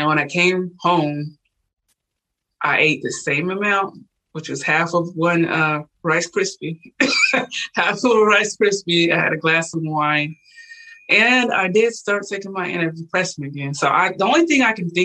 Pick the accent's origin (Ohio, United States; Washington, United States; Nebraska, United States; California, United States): Washington, United States; moved away as an adult; also born or lived in Puerto Rico; I'm originally from Washington State